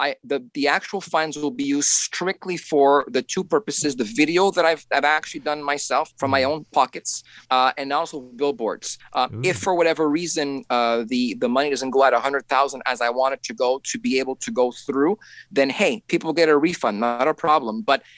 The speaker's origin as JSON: {"language": "English", "town": "Montreal", "region": "Quebec", "country": "Canada", "said": "I'm from Montreal, Quebec, Canada."}